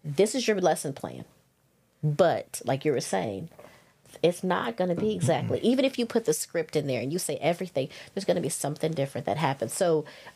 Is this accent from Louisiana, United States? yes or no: yes; Louisiana, United States; accent: Southern; moved away as an adult; also born or lived in Los Angeles, California / Plano, Texas; now in Georgia, United States; I was raised in Louisiana, and I was raised on the border of Texas and Arkansas